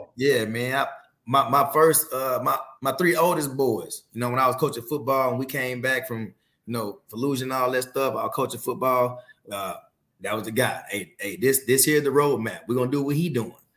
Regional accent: Fort Worth, Texas, United States; growing up in Fort Worth, the worst zip codes of Fort Worth

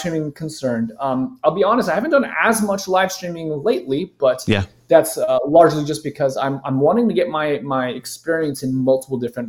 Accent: Southern California, United States; I grew up in Southern California

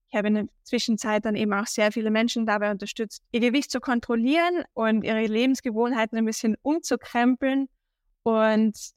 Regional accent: Austria; accent: Austrian; ich glaube auch unschwer meinem Dialekt zu erkennen, komme ich aus Österreich.

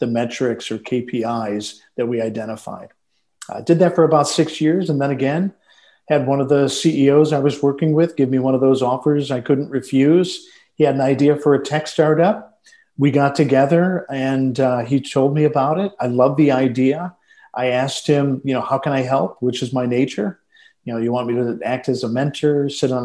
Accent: Detroit, Michigan, United States; born and raised in Detroit, Michigan

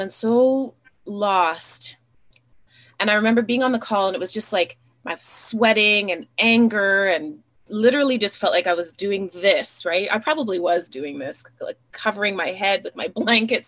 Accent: Alberta, Canada; I grew up here in Alberta, Canada. I grew up in a small town in a mixed race family.

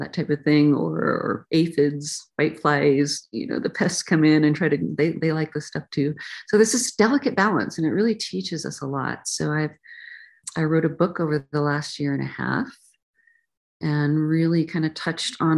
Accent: the mountains of Oregon, United States; moved away; also born or lived in California; I ended up leaving the country where I grew up, country meaning the country, the mountains of Oregon in the Pacific Northwest

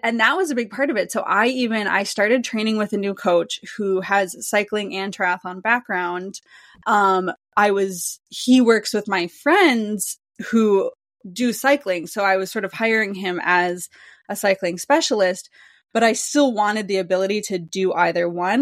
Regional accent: Wisconsin, United States; I'm from Wisconsin

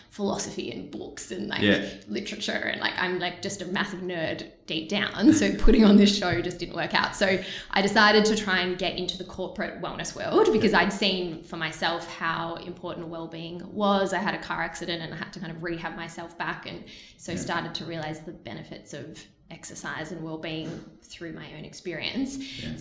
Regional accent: Melbourne, Victoria, Australia; moved away as an adult; also born or lived in Mornington, Victoria; now in Sydney, Australia; I am from Melbourne originally.

